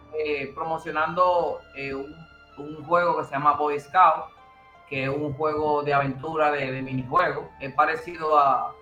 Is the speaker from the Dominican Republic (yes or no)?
yes; Dominican Republic; como buenos dominicanos